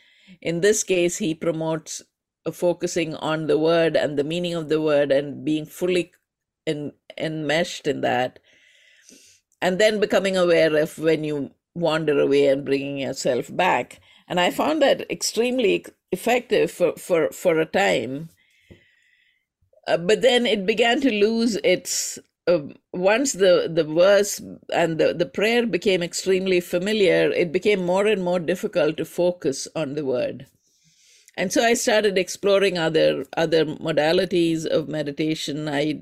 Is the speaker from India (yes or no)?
yes; India; from my name, you might recognize that I am from India, the home of yoga and also arguably the home of meditation, the birthplace of both yoga and meditation in a certain sense.